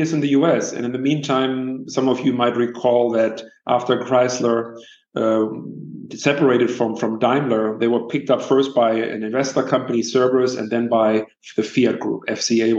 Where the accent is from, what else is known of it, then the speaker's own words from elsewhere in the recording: Northern Germany, Germany; moved away as an adult; also born or lived in Great Britain / United States; now in Turin, Italy; I was growing up in Northern Germany